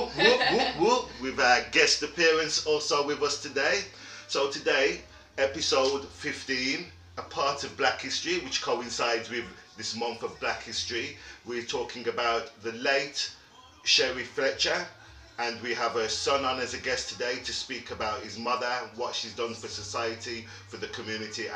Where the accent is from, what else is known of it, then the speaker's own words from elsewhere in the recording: Wolverhampton, West Midlands, United Kingdom; I was a young lad growing up in Wolverhampton